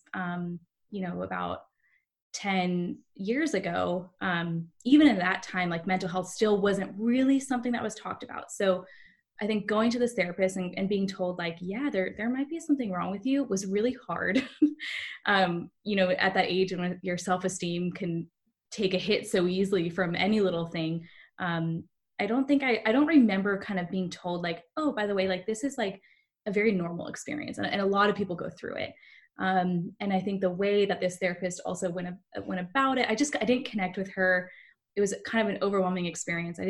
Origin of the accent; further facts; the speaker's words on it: San Diego, California, United States; moved away as an adult; also born or lived in Bay Area; I'm originally from San Diego, but I moved to the Bay Area to work in the tech field